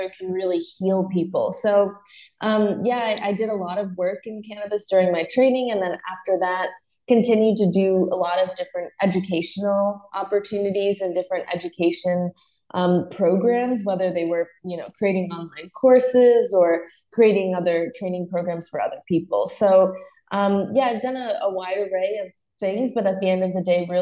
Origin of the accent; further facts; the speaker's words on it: Northeast, United States; moved away as an adult; also born or lived in South Carolina / Los Angeles; I grew up in the Northeast